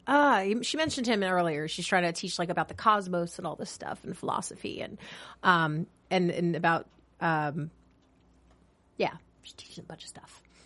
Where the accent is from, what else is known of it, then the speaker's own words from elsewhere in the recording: New York, United States; I'm from New York